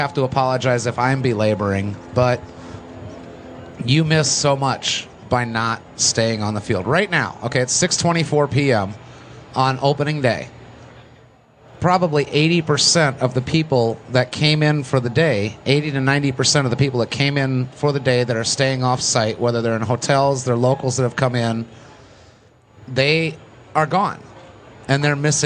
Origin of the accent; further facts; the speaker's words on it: South Florida, United States; I'm from South Florida